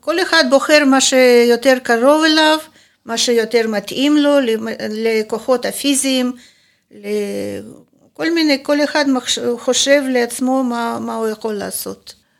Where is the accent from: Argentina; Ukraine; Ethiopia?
Ukraine; Kharkiv, Kharkiv Oblast; Hebrew is a second language; moved away as an adult; now in Israel; נולדתי בחרקוב. עד גיל 39 וחצי הייתי גרה בחרקוב